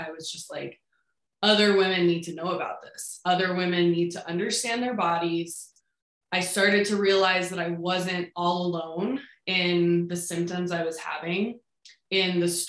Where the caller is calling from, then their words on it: Denver, Colorado, United States; I am in Denver.